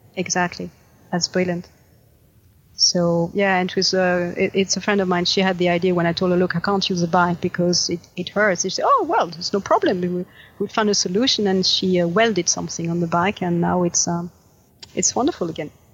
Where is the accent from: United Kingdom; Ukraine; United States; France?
France